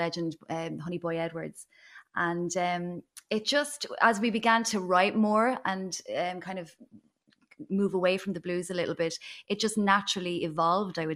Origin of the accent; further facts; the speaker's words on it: Ferns, Leinster, Ireland; I'm from Ferns originally in Wexford. And yeah, grew up there